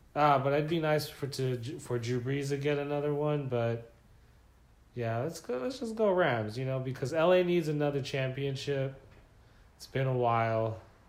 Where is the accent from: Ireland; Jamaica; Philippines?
Philippines; because he's Filipino. I'm Filipino.